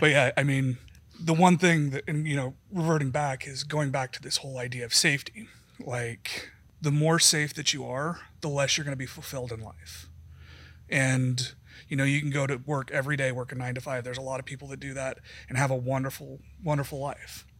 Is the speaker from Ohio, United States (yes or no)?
no; Wyoming, United States; I grew up in Wyoming.